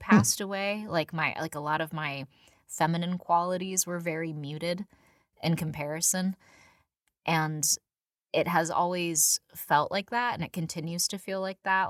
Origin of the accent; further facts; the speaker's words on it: San Diego, California, United States; I, I, you know, was born and raised in San Diego.